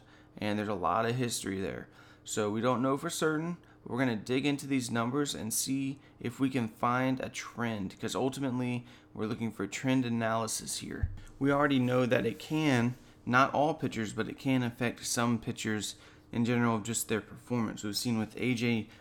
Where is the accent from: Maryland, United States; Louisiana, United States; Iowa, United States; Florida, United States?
Florida, United States; Lynn Haven; I got elected for office here in my hometown of Lynn Haven, Florida